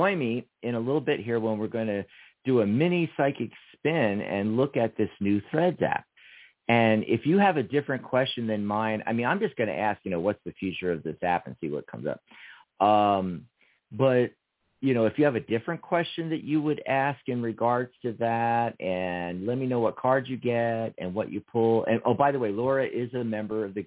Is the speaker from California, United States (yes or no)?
no; Philadelphia, Pennsylvania, United States; moved away as an adult; now in Tucson, United States; I lived for the first 18 years in Philadelphia, in Pennsylvania. I grew up there